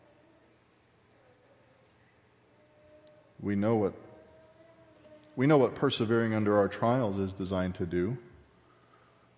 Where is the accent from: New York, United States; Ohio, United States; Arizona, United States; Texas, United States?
Texas, United States; accent: Texan; I'm too Texan